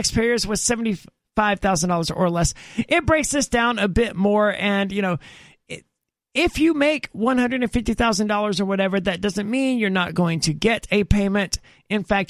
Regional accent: Mississippi, United States; I'm from Mississippi where it's extremely common

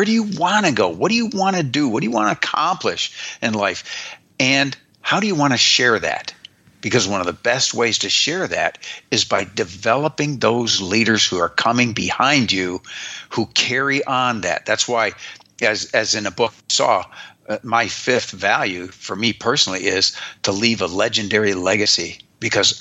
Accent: United States; I am an American

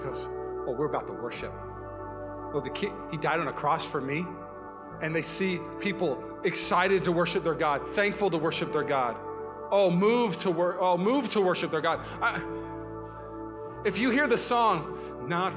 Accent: Puyallup, Washington, United States; now in Walnut Creek, United States; I'm from Puyallup, Washington.

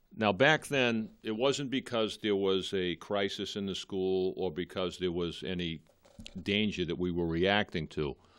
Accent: Malden, Massachusetts, United States; I'm a lifelong resident of Malden. I grew up in Edgeworth, still live there.

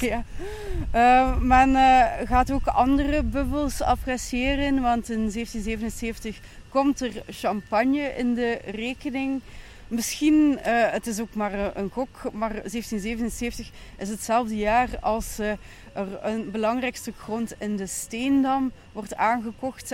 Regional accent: Ghent, Flanders, Belgium

